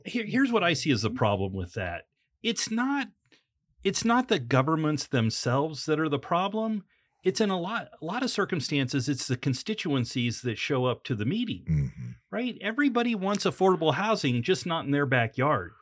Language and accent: English; Illinois, United States; when I grew up in Illinois